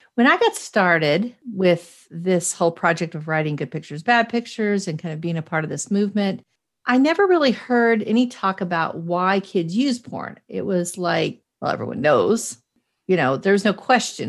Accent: Boston, Massachusetts, United States; also born or lived in Cheyenne, Wyoming; I was raised in two different weird places, not weird, but, like, Boston, Massachusetts, and Cheyenne, Wyoming

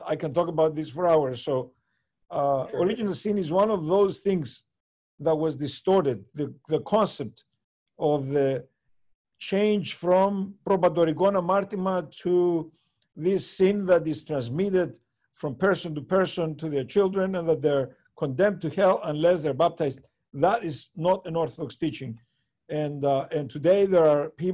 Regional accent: Cyprus; growing up in Cyprus

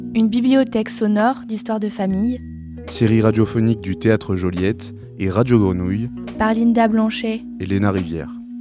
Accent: Algeria; moved away as an adult; now in France; je suis née en Algérie, j'y ai vécu jusqu'à l'âge de 19 ans

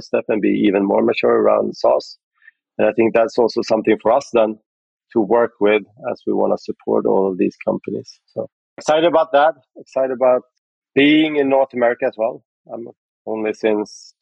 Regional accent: Sweden; I'm from Sweden, so we started out in Sweden

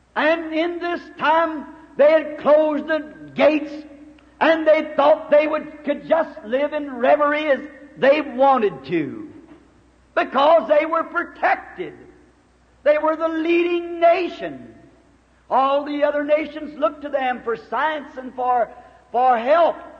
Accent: United States; I'm glad to be an American

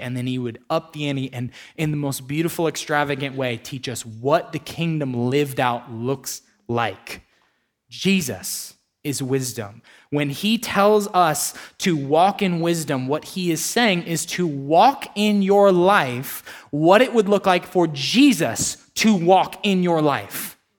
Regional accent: United States; as an American

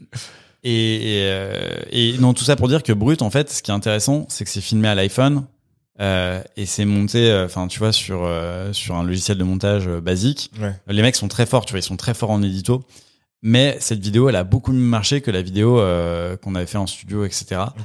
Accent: Villeurbanne, Auvergne-Rhône-Alpes, France; moved away as an adult; now in Paris, France; je viens de, de Villeurbanne à côté de Lyon

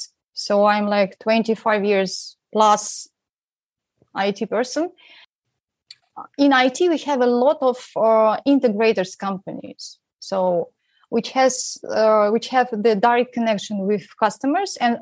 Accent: Siberia, Russia; now in Romania; I'm from Russia and I'm actually from Siberia, which is very far away from where I am now in Romania

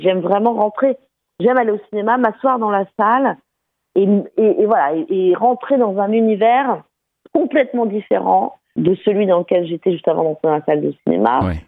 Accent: France; moved away; retourner là où j'ai grandi pour raconter cette histoire, euh, dans ce milieu très fermé quand même de la montagne

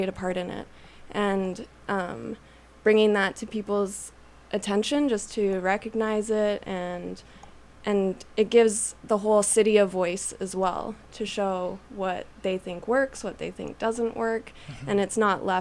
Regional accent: Calgary, Alberta, Canada; moved away as an adult; now in Winnipeg, Canada; We're from Calgary

